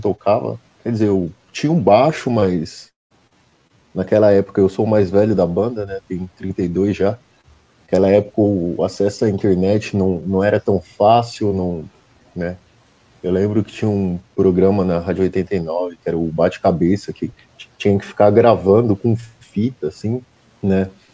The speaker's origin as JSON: {"language": "Portuguese", "town": "Santo André", "region": "São Paulo", "country": "Brazil", "said": "eu sou do ABC, né? Eu sou de Santo André."}